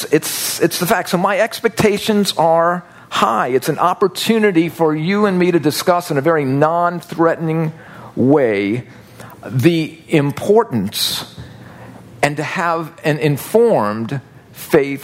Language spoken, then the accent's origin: English; United States; I'm growing up in the United States of America